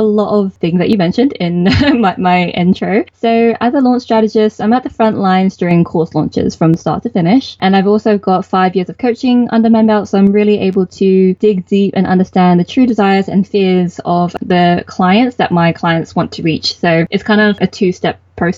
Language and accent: English; United Kingdom; I am a British-born Chinese, so BBC. And my parents are from Hong Kong